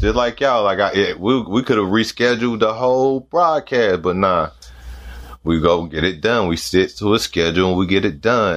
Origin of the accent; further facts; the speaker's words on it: North Carolina, United States; I'm from North Carolina